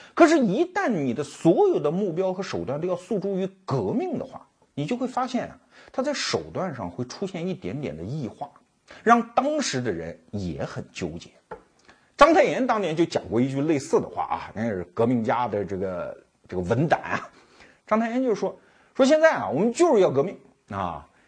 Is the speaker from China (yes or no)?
yes; Anhui, China; 我老家安徽